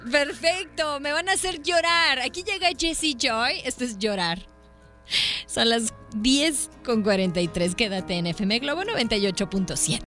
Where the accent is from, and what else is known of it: Mexico